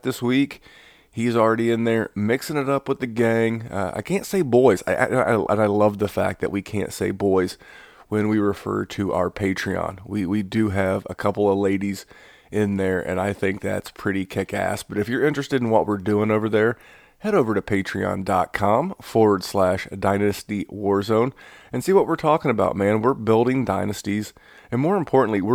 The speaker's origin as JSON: {"language": "English", "region": "the South", "country": "United States", "accent": "southern", "said": "my southern accent."}